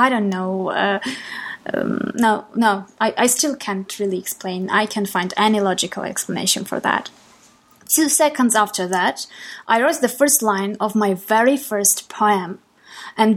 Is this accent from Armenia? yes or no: yes; Armenia; English is a second language; I am from Armenia, and English is a foreign language for me.